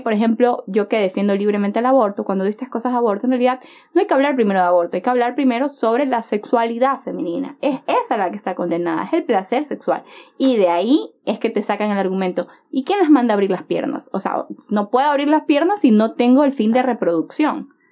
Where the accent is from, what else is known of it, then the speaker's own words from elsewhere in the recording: Chone, Manabí, Ecuador; now in Guayaquil, Ecuador; yo soy de Chone, yo soy de Chone, Manabí